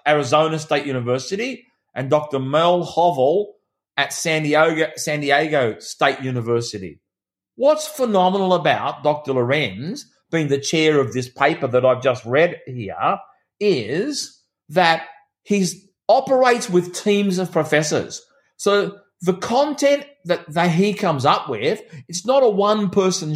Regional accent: Australia; My country town that I grew up in here in Australia, it's only got 4,000 people

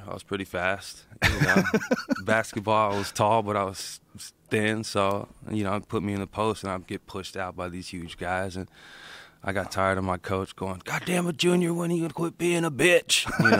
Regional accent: Austin, Texas, United States; also born or lived in New York; I grew up in Austin.

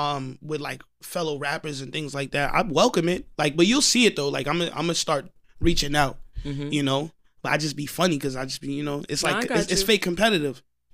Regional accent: Long Island, New York, United States; And I'm from Long Island.

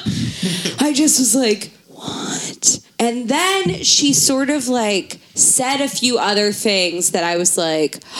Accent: Baltimore, Maryland, United States; I grew up in Baltimore City

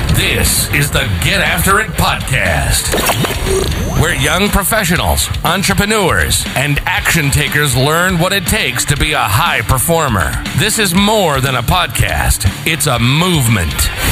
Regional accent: Michigan, United States; moved away as an adult; also born or lived in New England; painting businesses in my hometown in Michigan. Moved out to New England.

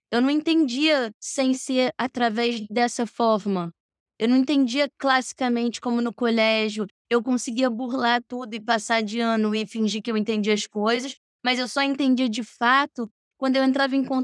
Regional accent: France; born there; Eu nasci na França e vim direto para o colégio francês.

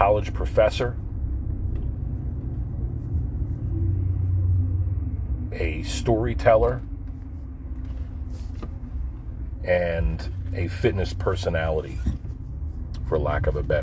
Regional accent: Pine Barrens, New Jersey, United States; my coming up in the Pine Barrens

